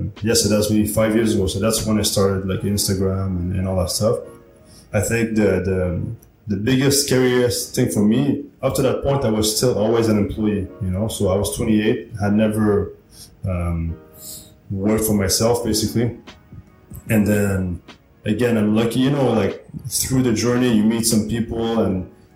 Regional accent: Montreal, Quebec, Canada; moved away; I'm Canadian

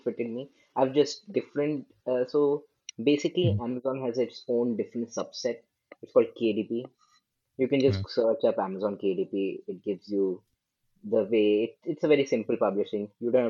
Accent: India; English is a second language; I'm …. I'm from India, and I'm an entrepreneur, you could say.

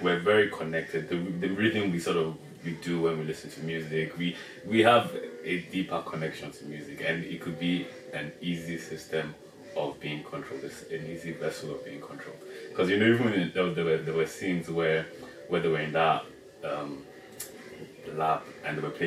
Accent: Nigeria; I'm Nigerian

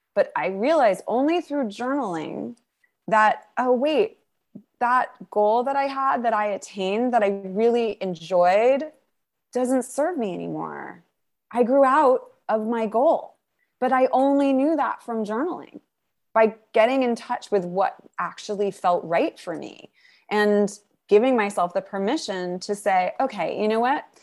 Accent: New York, United States; I'm a New Yorker.

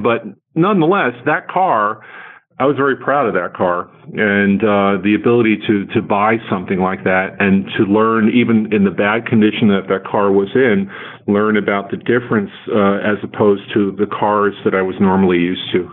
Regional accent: New Jersey, United States; we grew up in New Jersey

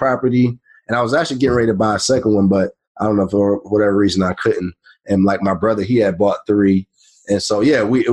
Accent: Detroit, Michigan, United States; born or raised there; moved away as an adult; also born or lived in Florida

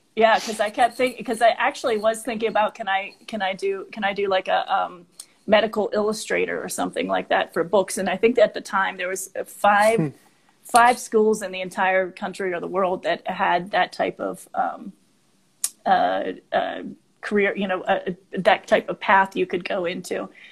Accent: Monroeville, Pennsylvania, United States; moved away as an adult; also born or lived in Chicago, Illinois; now in Denver, United States; I grew up in um, Monroeville, which is outside of Pittsburgh, Pennsylvania, so a suburb mm. of Pittsburgh.

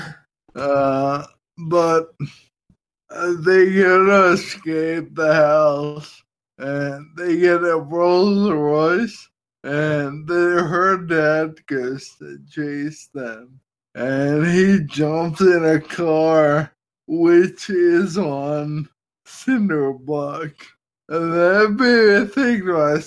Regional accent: United States; I'm an American

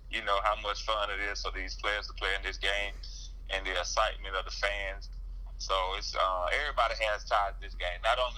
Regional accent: Georgia, United States; I'm from Georgia.

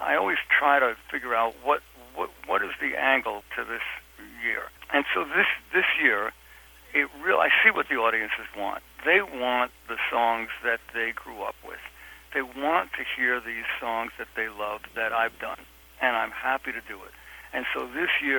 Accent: New York City, New York, United States; I come from Brooklyn, from Williamsburg, Brooklyn, which when I grew up there was a dump, and my high school was a dump

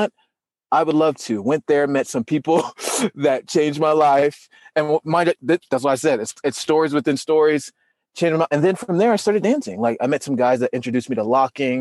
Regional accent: Salt Lake City, Utah, United States; I'm from Utah, Salt Lake City, Utah

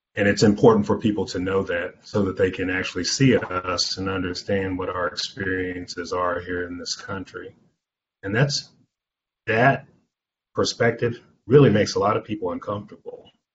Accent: Anderson, Indiana, United States; I grew up here in the Midwest

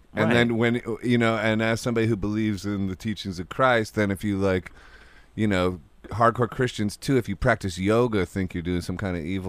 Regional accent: Akron, Ohio, United States; Oh, yeah. I'm from Ohio

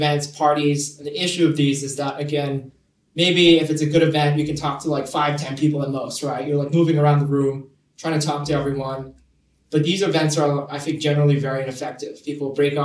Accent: Hong Kong; moved away as an adult; now in London, United Kingdom; I was born and raised in Hong Kong. Moved here to London just a year ago

